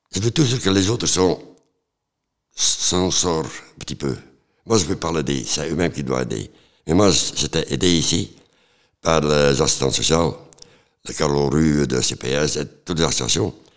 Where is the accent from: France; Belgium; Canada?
Belgium; Flanders; moved away; also born or lived in Antwerp / Ghent; Je viens de Flandre, de Coudray